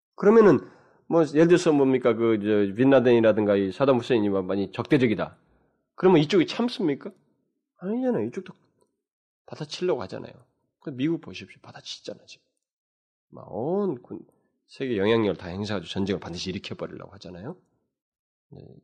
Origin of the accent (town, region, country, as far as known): South Korea